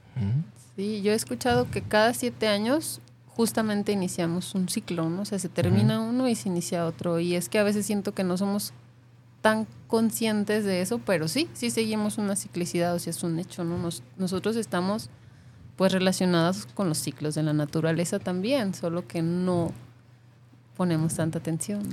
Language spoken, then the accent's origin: Spanish; Mexico; also born or lived in Playa del Carmen; now in Guadalajara, Mexico; como mexicanos